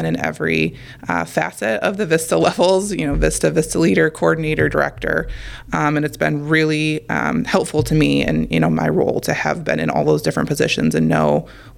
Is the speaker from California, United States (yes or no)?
no; Toledo, Ohio, United States; I'm originally from Toledo, which is where I went to college